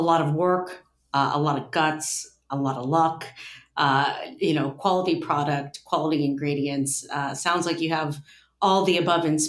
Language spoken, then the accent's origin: English; Ohio, United States; my home state of Ohio